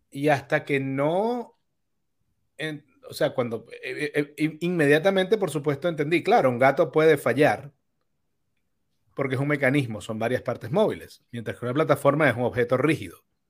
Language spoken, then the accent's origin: Spanish; Venezuela; moved away as an adult; also born or lived in Bonaire; yo emigré de Venezuela